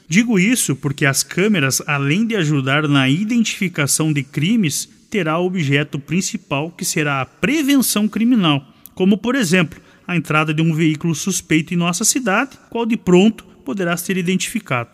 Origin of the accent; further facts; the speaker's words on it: Brazil; Mato Preto, minha terra amada